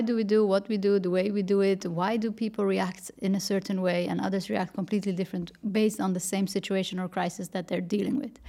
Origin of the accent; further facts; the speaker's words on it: Netherlands; moved away as an adult; also born or lived in Paris, France; I grew up in the Netherlands, worked for a bank